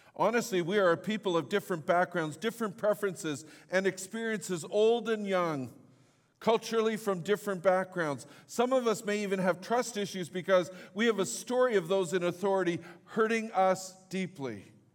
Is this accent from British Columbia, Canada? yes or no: yes; Fort St. John, British Columbia, Canada; I grew up in Fort Saint John